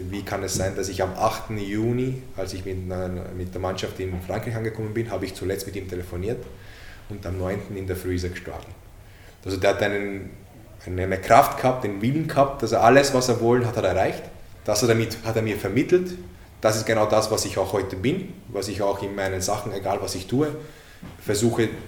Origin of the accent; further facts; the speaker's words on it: Hungary; born there; Ich als gebürtiger Ungar.